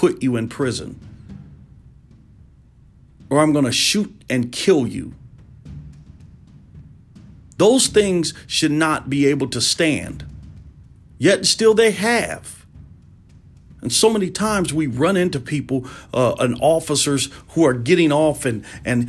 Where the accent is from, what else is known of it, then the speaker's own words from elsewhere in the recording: United States; being an American and being a black American